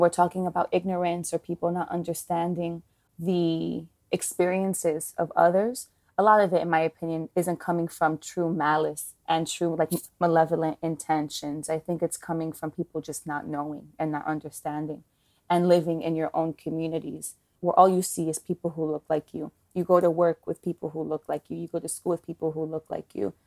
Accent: New York City, New York, United States; growing up in Washington Heights, going to school in, in El Barrio

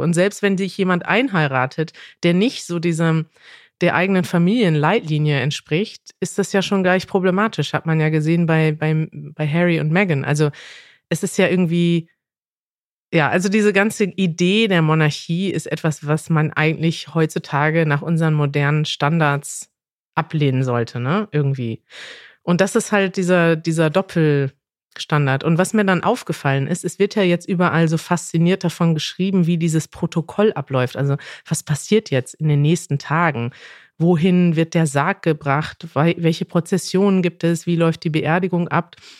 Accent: Germany; als Deutsche

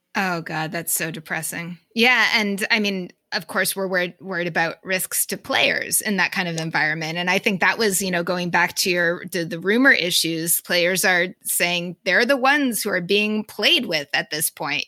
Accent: Boston, Massachusetts, United States; accent: Boston; my Boston accent

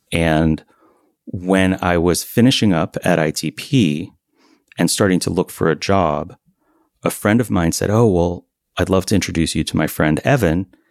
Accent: Miami, Florida, United States; also born or lived in Vermont; now in Beacon, United States; until I was eight years old, I spent half the year in Vermont and half the year in Miami. And then when I was eight, they married each other again. And we lived in Miami

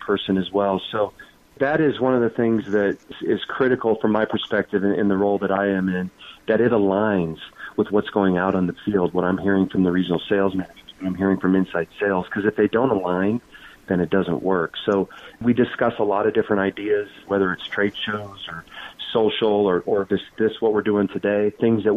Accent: Lincoln, Nebraska, United States; I grew up in Lincoln, Nebraska

